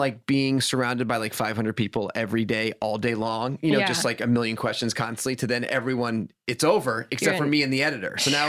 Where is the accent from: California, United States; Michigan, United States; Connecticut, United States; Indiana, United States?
Connecticut, United States; Stamford; I grew up in Stamford, Connecticut, you know, with like no show business background at all. Like my dad is as seen on TV, a salesman, and my mom was like, you know, in education.